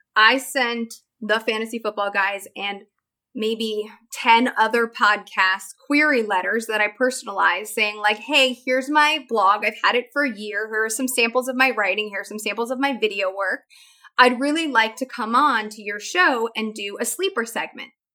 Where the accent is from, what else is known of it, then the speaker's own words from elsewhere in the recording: Chicago, Illinois, United States; I grew up in Chicago